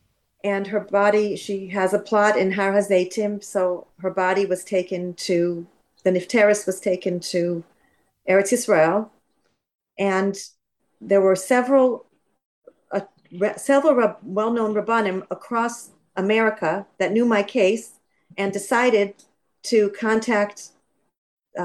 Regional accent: California, United States; I'm originally from California, and so is my ex.

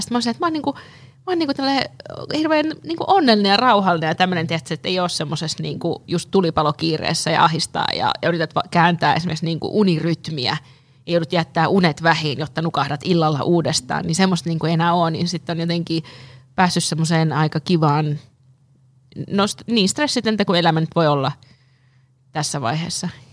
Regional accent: Lapland, Finland; now in Helsinki, Finland; mä oon Lapista kotoisin

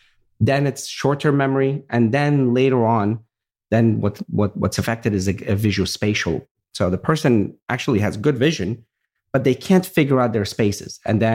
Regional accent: Virginia, United States; same background. My grandfather, same thing. We grew up in Virginia, and I remember we had a farm

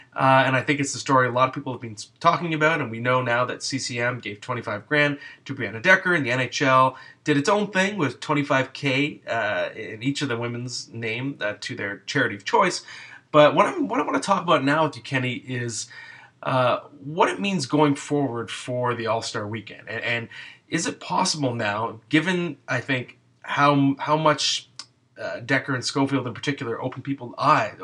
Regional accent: Ottawa, Ontario, Canada; now in Toronto, Canada; I'm from Ottawa

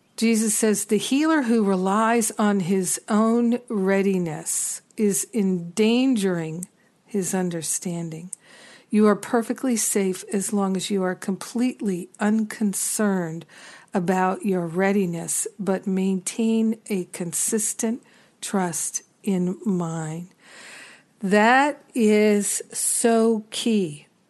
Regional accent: New York, United States; being a New Yorker

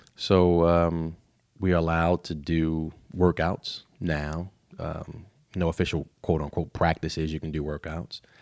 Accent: Baltimore, Maryland, United States; also born or lived in Dundalk, Maryland / Tennessee; I grew up in East Baltimore off of, uh, North Avenue in Rutland

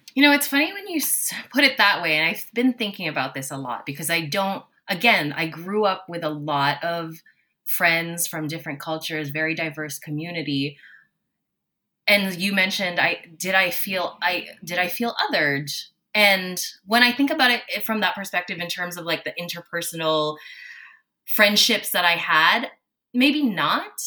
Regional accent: Toronto, Ontario, Canada; also born or lived in Manila, Philippines; I was born in Manila, Philippines, and I moved to Toronto when I was four years old

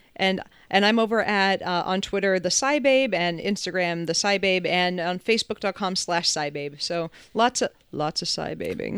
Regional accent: New Hampshire, United States; also born or lived in Massachusetts; I grew up in New Hampshire

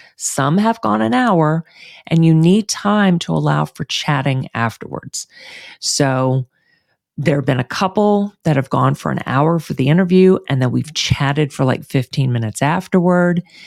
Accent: Houston, Texas, United States; moved away; moving back to my hometown of Houston

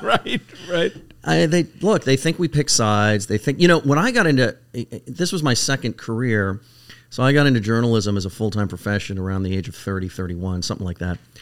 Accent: California, United States; moved away; I'm from California originally

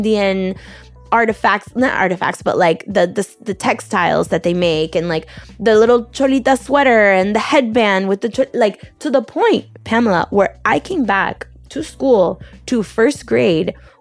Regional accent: Miami, Florida, United States; born and raised in the United States

